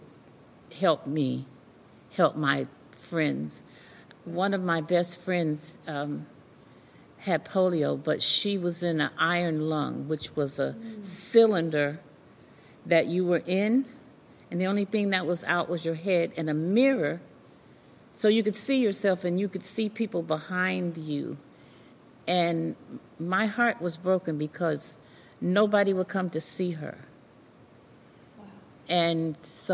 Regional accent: Ogden, Utah, United States; moved away as an adult; now in Cincinnati, United States; I grew up in Ogden, Utah.

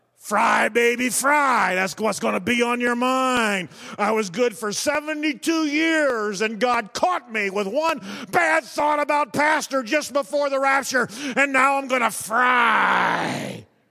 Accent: United States; I'm thankful to be an American

